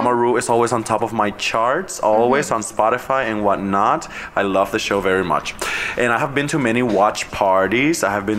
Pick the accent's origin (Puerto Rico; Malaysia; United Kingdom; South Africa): Puerto Rico; Cataño; moved away; my hometown of Cataño, Puerto Rico.